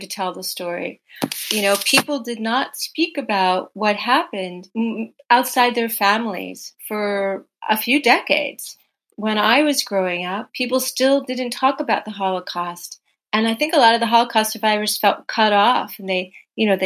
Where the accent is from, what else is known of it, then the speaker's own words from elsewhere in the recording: United States; I grew up in the United States